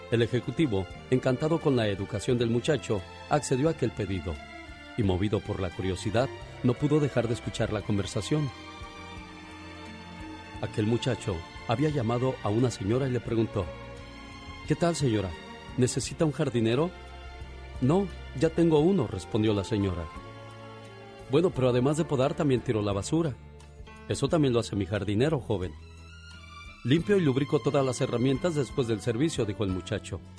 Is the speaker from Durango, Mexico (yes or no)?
yes; Durango, Mexico; moved away; Un día salí de Durango, pero Durango nunca salió de mí.